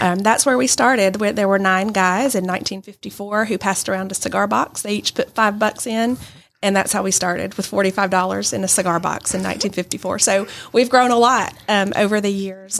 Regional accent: Adairsville, Georgia, United States; also born or lived in Birmingham, Alabama; now in Rome, United States; I'm originally from Adairsville, but live in Rome now

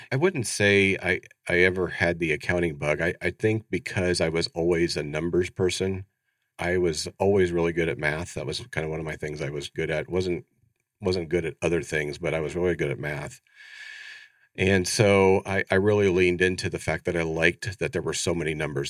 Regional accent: Ohio, United States; moved away as an adult; now in Phoenix, United States; born and raised in Ohio, so I grew up in the Midwest, very proud

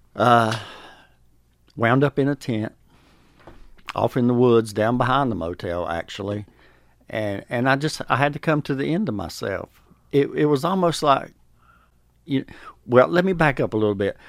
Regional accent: North Carolina, United States; moved away as an adult; now in Georgia, United States; I'm from North Carolina

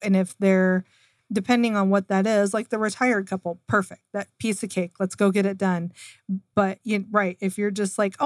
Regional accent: Seattle, Washington, United States; moved away; I'm originally from Seattle

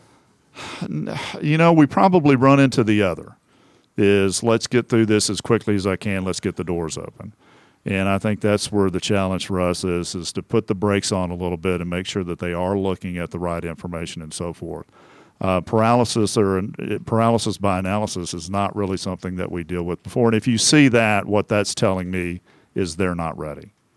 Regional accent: Temple, Texas, United States; moved away; I'm from a town called Temple.

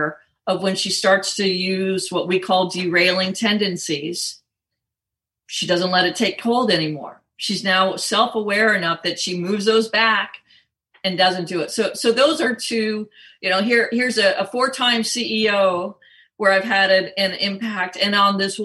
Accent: Southern California, United States; moved away; I grew up in Southern California and then lived quite a long time in California as well.

